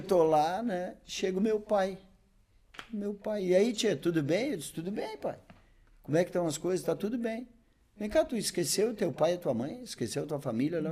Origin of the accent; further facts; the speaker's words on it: Bagé, Rio Grande do Sul, Brazil; moved away as an adult; also born or lived in Novo Hamburgo; eu sou natural de Bagé, sou natural de Bagé, né? Vivi até os 20 anos em Bagé.